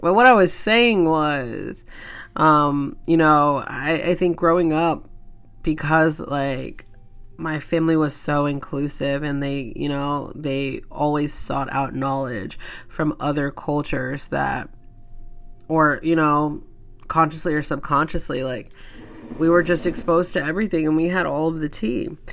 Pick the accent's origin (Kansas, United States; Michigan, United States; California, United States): Kansas, United States; I'm from Kansas